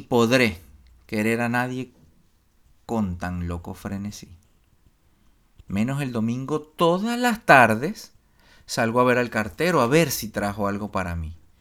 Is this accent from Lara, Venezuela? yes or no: yes; Barquisimeto, Lara, Venezuela; moved away as an adult; yo me fui de la, de de Barquisimeto, de mi casa, qué sé yo, a los 20 años, 19 por ahí